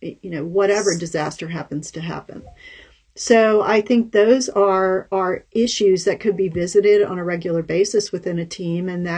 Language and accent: English; Virginia, United States; we're all from Virginia, by the way, listeners and viewers. So in Virginia, we have hurricanes.